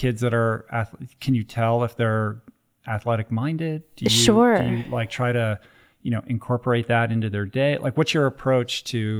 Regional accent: East Coast, United States; I grew up on the East Coast.

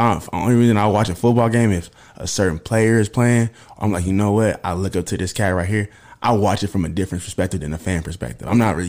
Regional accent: Oakland, California, United States; I mean, I know I'm from Oakland and everything, but you know, I'm still yelling Oak Cliff every day.

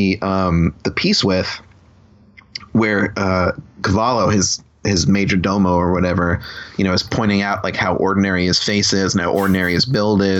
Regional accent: Long Island, New York, United States; on Long Island where I grew up

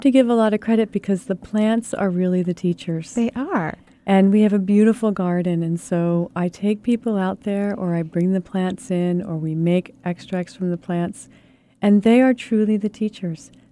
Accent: Baltimore, Maryland, United States; moved away as an adult; also born or lived in Frostburg, Maryland; now in Seattle, United States; No, I'm not a native of Seattle. I, would, I was born in Baltimore. Ah. And I try to hide the accent.

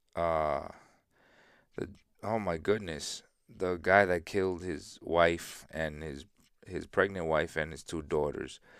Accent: San Isidro, Dominican Republic; I was born in San Isidro. Not this San Isidro, but San Isidro in South, in, in Dominican Republic.

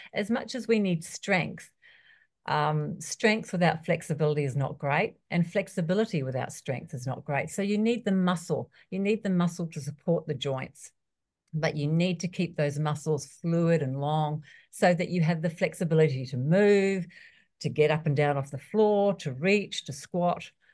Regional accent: New Zealand; moved away; also born or lived in Australia; I was born in New Zealand, I lived in Australia for years

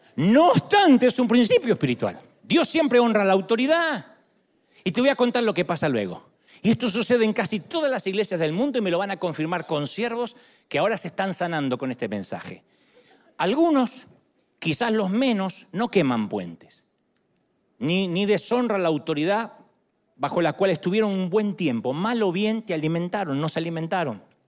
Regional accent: Argentina; also born or lived in nací bien al sur; now in United States; En Argentina dice, ¡epa!

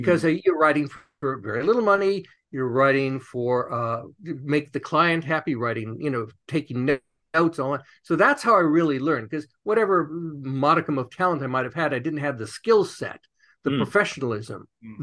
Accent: Los Angeles, California, United States; I grew up here in Los Angeles, and even weirder than that, on the wrong side of the tracks in Beverly Hills

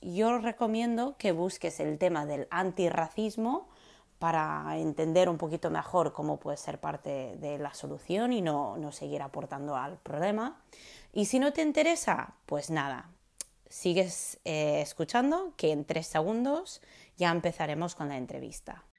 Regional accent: California, United States; moved away; soy estadounidense, soy de California

